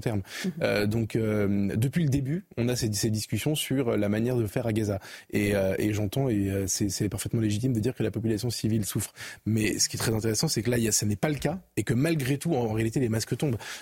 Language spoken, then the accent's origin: French; France; en tant que Français, en France